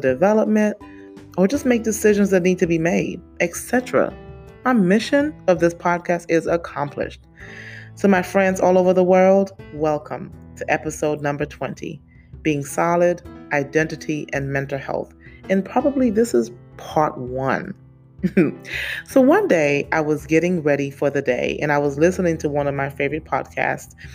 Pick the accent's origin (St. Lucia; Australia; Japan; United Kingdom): St. Lucia; I was born in the Caribbean, for those of you who don't know, St. Lucia to be exact